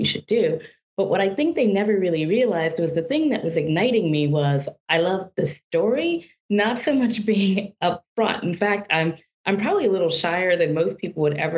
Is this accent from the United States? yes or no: yes; Deep South, United States; growing up in the Deep South